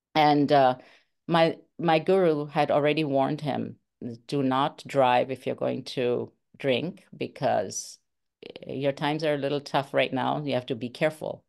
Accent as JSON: {"language": "English", "country": "India", "moved": "yes", "said": "I'm from India"}